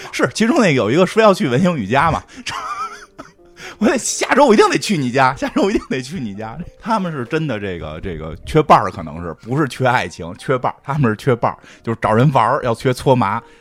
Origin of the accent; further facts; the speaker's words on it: Beijing, China; 咱们很，北京人